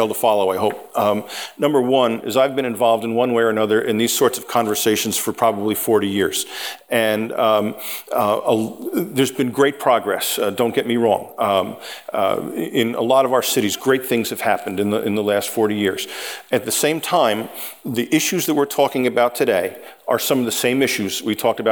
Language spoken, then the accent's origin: English; West Orange, New Jersey, United States; also born or lived in Princeton, New Jersey; grew up in West Orange, not too far from here, and have lived in Princeton basically since my college days